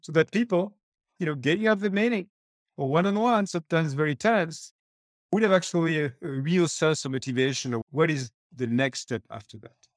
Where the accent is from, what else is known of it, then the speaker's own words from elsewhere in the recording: France; moved away; I used to run the Microsoft subsidiary in my home country, France